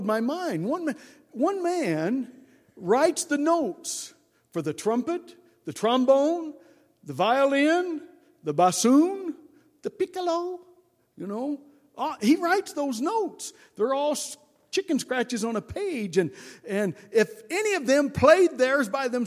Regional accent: Indianapolis, Indiana, United States; I was raised in Indianapolis, just a suburb of Cincinnati over there

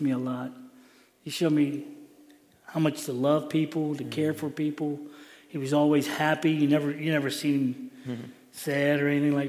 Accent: Cincinnati, Ohio, United States; I was born in Cincinnati. I was born at Bethesda Hospital

